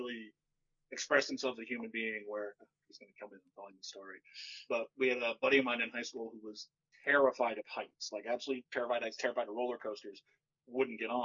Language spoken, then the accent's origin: English; Ohio, United States; I'm from Ohio